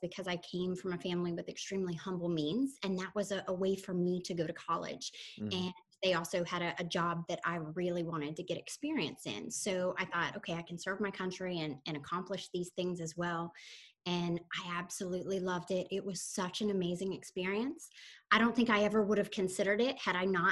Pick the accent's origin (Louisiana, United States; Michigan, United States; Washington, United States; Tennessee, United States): Tennessee, United States; Soddy-Daisy; moved away as an adult; also born or lived in Texas / Florida; now in Palm Beach, United States; I'm originally from a tiny town no one has heard of called Soddy Daisy, Tennessee